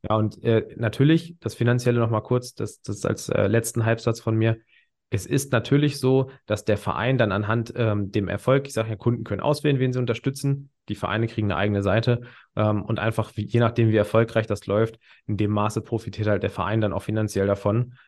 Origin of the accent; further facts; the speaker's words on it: near Hanover, Lower Saxony, Germany; Ich komme jetzt aus der Nähe Hannover